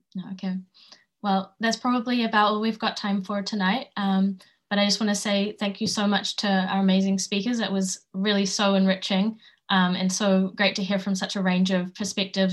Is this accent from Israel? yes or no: no; New Zealand; where I grew up in Aotearoa